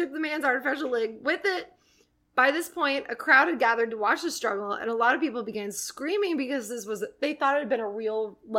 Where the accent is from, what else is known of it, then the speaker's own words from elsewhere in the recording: Jackson Hole, Wyoming, United States; So there is a place where I grew up in Jackson Hole. It's called Adventure Landing.